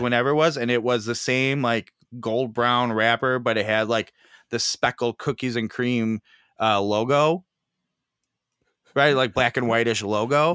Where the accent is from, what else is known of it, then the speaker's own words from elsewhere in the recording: Chicago, Illinois, United States; I'm from Chicago